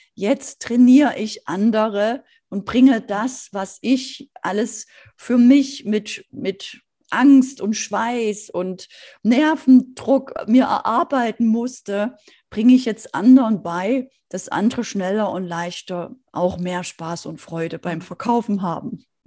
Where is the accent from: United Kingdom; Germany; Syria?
Germany; Bei uns in Deutschland